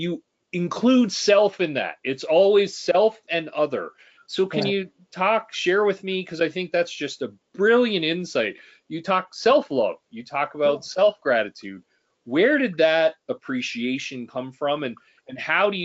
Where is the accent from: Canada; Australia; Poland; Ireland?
Canada; as a Canadian